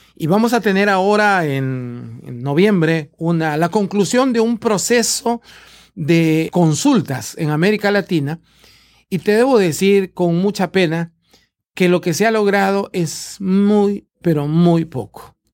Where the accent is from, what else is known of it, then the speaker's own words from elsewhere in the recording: Peru; en Perú, de donde yo vengo